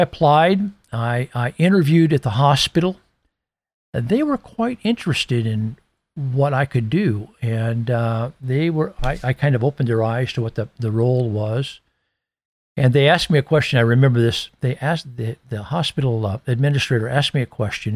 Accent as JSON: {"language": "English", "region": "Iowa", "country": "United States", "tie": "born or raised there", "said": "my hometown in Iowa"}